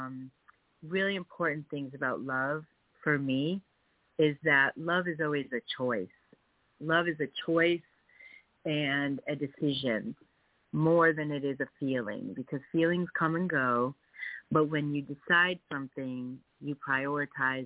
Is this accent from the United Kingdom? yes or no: no; Connecticut, United States; moved away as an adult; also born or lived in Worcester, Massachusetts; I grew up in Connecticut